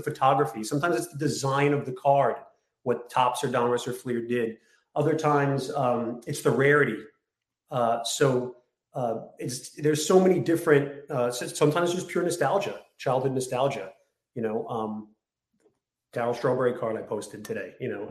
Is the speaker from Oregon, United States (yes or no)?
no; New York City, New York, United States; I grew up in Bay Ridge, Brooklyn.